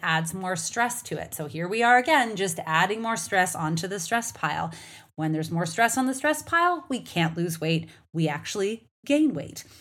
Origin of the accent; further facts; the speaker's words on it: Canada; now in United States; as a Canadian who lives in, in the United States